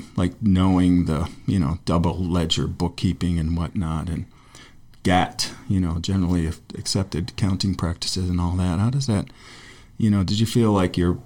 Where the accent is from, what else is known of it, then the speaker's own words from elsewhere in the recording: Chautauqua County, New York, United States; now in Ojai, United States; I'm from Chautauqua County, which is just west of Buffalo.